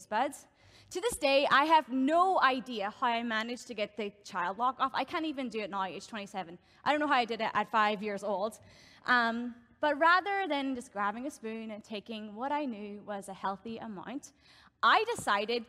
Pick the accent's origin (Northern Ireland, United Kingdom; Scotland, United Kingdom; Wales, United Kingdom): Northern Ireland, United Kingdom; moved away as an adult; now in Canada; I grew up in Northern Ireland, and I've been living in Canada now for, it'll actually be 5 years in August